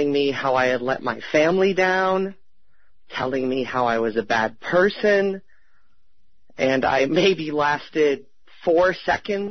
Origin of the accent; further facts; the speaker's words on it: Easthampton, Massachusetts, United States; I'm from East Hampton, Massachusetts